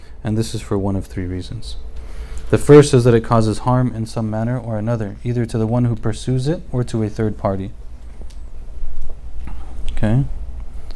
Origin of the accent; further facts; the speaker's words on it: United States; also born or lived in Egypt; born and raised in America